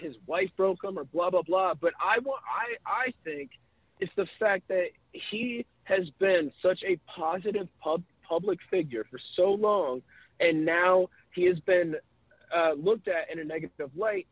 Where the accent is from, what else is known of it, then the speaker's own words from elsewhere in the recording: outside Detroit, Michigan, United States; I grew up outside Detroit